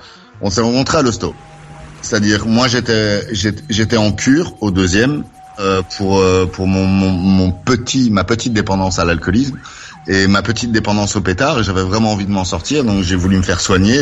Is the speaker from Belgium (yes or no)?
yes; Brussels, Brussels-Capital Region, Belgium; now in Wavre, Belgium; de Bruxelles. Je suis né à Bruxelles.